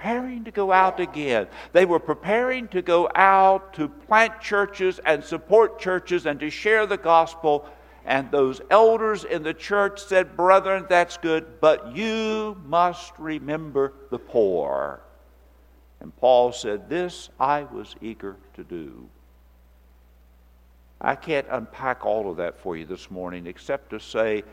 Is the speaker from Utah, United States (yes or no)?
no; West Virginia, United States; moved away; I'm from West Virginia